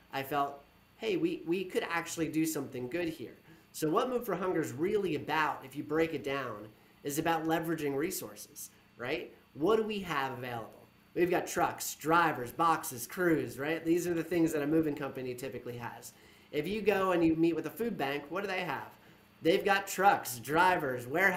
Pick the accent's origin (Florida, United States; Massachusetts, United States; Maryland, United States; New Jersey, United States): New Jersey, United States; Monmouth County; I'm from Monmouth County, New Jersey